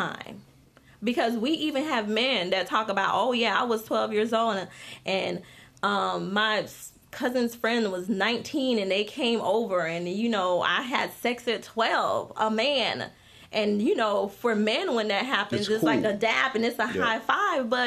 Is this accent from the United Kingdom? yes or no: no; Haiti; now in United States; I wasn't born here. I'm from Haiti